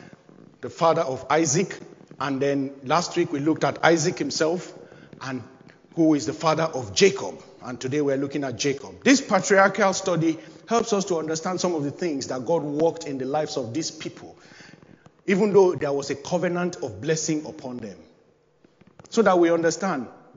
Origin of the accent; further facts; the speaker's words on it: Nigeria; moved away as an adult; now in United Kingdom; which is one of the languages you speak in my home country, Nigeria